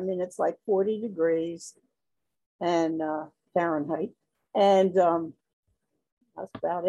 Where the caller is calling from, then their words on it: Trappe, Pennsylvania, United States; I am calling from Trapp, Pennsylvania, which is about 25 miles northwest of Philadelphia.